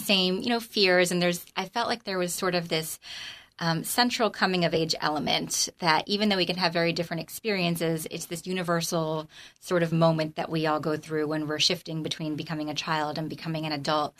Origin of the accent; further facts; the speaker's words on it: Freehold, New Jersey, United States; moved away as an adult; also born or lived in North Carolina; I grew up in the Freehold area